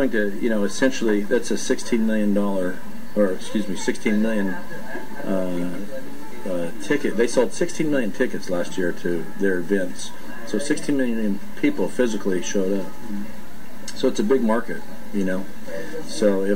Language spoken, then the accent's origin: English; Oildale, California, United States; I grew up in Oildale, California, which is right outside of Bakersfield.